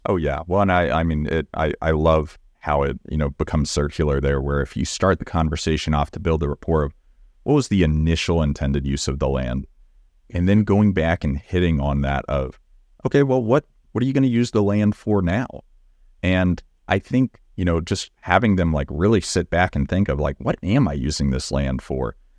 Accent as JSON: {"language": "English", "region": "Texas", "country": "United States", "accent": "Southern", "said": "I'm from Texas and I, I can turn on the Southern"}